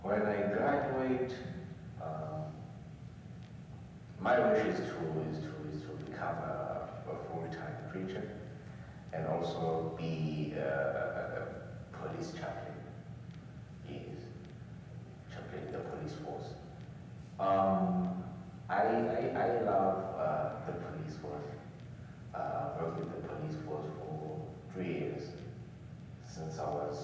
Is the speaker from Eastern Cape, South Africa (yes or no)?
yes; Eastern Cape, South Africa; moved away; also born or lived in Tembisa; I come from the Eastern Cape. There's a village called Stexbroom, which is not far from Queenstown